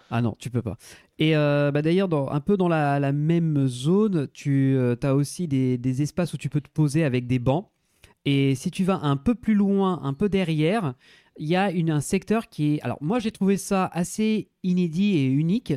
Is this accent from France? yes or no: yes; France; on est français et qu'on parle pas un mot d'allemand